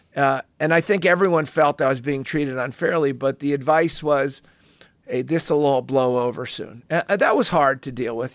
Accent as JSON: {"language": "English", "country": "United States", "said": "I'm an American"}